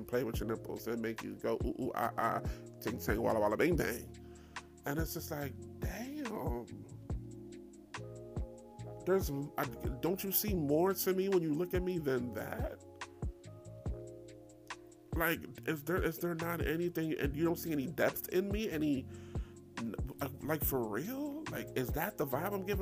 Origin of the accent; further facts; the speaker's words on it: New York, United States; I'm from New York.